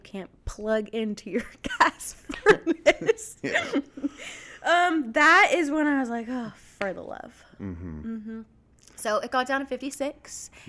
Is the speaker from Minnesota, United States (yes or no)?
no; Dallas, Texas, United States; moved away as an adult; now in Liberty, United States; I am from Texas and so is Anna too.